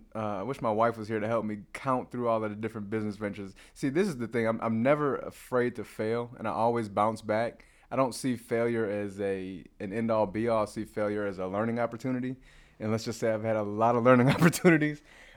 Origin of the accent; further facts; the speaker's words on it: Chicago, Illinois, United States; also born or lived in New York; So, I'm originally from Chicago. I went to Florida A&M to get my business degree.